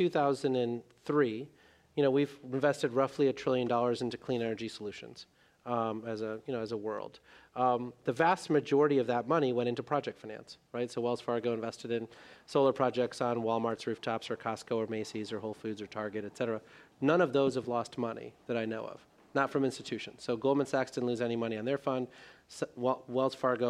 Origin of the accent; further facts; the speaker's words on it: India; moved away; the village that I was born in India